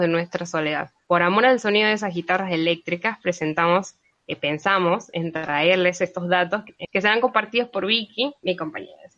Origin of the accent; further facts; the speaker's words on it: Argentina; nuestra identidad como argentinos y argentinas